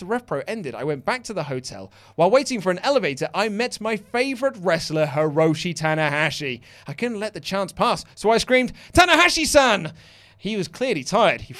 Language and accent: English; Brazil; I'm from Brazil, my grandparents were Japanese and Italian, so I'm kind of weird.